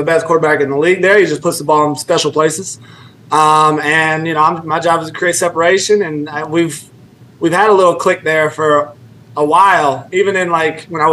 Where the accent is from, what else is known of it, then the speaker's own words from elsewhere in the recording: California, United States; moved away as an adult; now in Cincinnati, United States; I'm from Cali